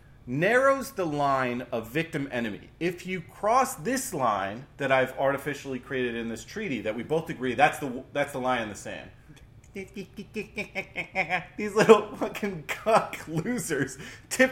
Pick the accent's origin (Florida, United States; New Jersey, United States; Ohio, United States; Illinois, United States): New Jersey, United States; growing up in Jersey